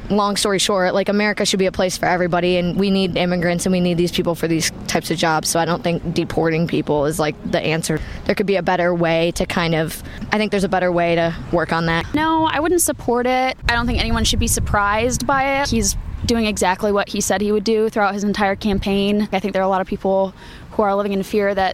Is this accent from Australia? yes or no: no; Sweden; I'm from Sweden, so oh. all of this is really weird.